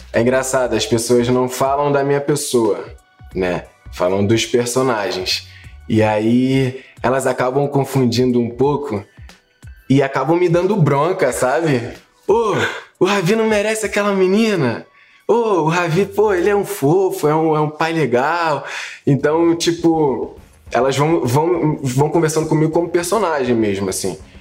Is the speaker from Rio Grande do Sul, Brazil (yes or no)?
no; Rio de Janeiro, Brazil; é o lugar onde eu me identifico, onde todo mundo me conhece, onde eu cresci